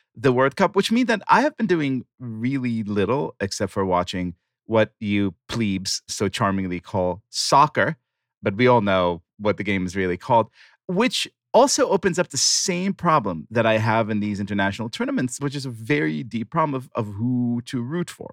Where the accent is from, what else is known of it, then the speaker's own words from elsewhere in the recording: Israel; growing up in Israel